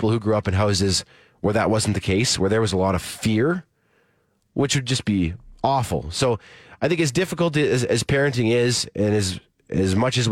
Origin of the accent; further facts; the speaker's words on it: Saskatchewan, Canada; where I grew up in Saskatchewan